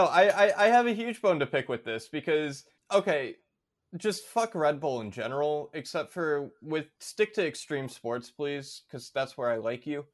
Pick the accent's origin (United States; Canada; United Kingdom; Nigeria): United States; coming as an American